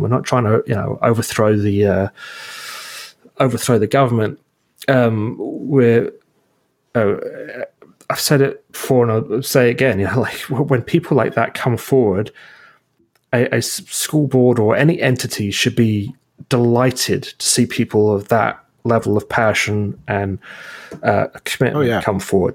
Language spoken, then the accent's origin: English; Burlington, Ontario, Canada; we're from Burlington